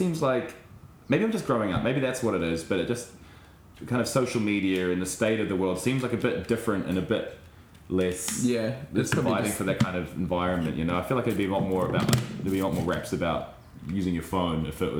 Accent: New Zealand; you as a New Zealander

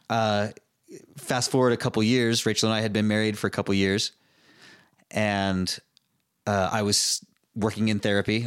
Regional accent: Utah, United States; growing up in Utah, everybody moves away and goes on missions

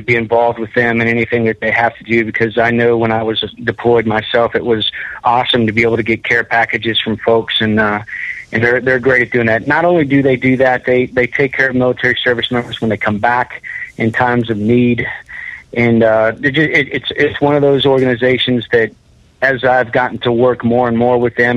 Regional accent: Central Florida, United States; moved away as an adult; now in Nashville, United States; I'm originally from Central Florida. Although I haven't actually lived in Central Florida since high school

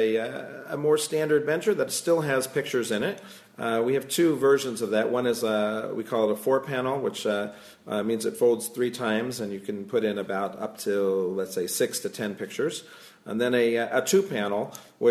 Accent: Silver Spring, Maryland, United States; moved away as an adult; also born or lived in Brookline, Massachusetts; now in Israel; I'm originally from Silver Spring, Maryland, and I actually made Aliyah from the Boston area. I lived in Brookline for a while

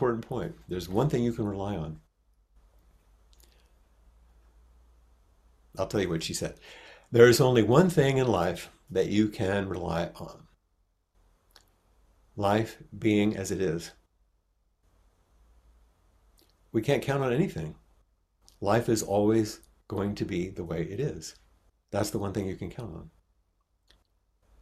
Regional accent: United States; accent: American

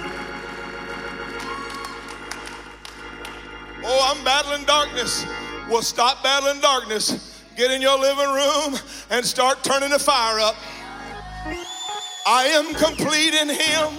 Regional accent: the South, United States; I'm from the South

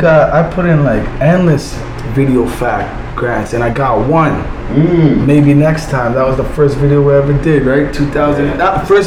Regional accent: Missouri, United States; I'm from Show Me Land at the end of the day, straight up

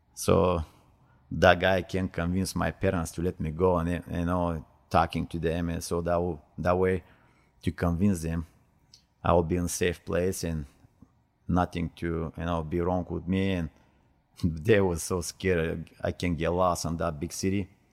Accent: Stara Zagora, Stara Zagora Province, Bulgaria; English is a second language; moved away; I am from, from Bulgaria. I born in Stara Zagora, that's my hometown, uh, nineteen sixty-eight

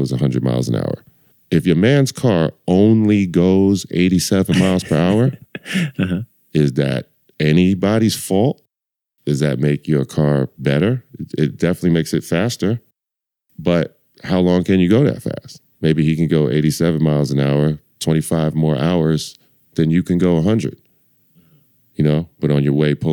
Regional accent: Lakewood, New Jersey, United States; now in Philadelphia, United States; I'm from Lakewood, New Jersey

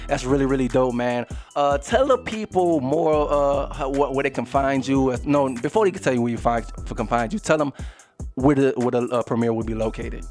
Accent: New Orleans, Louisiana, United States; I'm coming from New Orleans, Louisiana

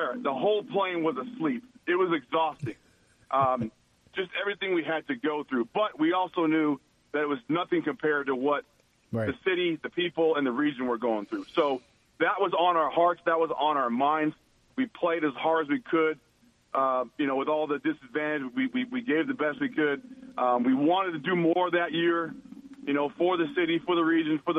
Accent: Washington, United States; moved away as an adult; also born or lived in San Jose, California / Arizona / New Orleans; I was born in San Jose, California. I was raised up in Washington State.

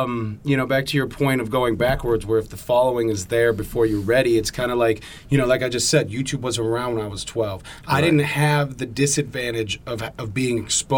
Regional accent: United States; as an American, I'm scared to death

